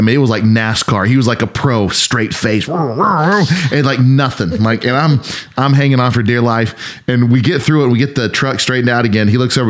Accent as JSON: {"language": "English", "town": "Kansas City", "region": "Missouri", "country": "United States", "moved": "yes", "lives_now": "Northwest Arkansas, United States", "said": "And we're from Kansas City."}